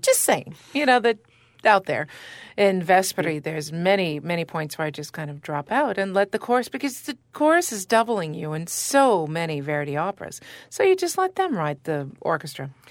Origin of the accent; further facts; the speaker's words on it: Canada; I'm Canadian as well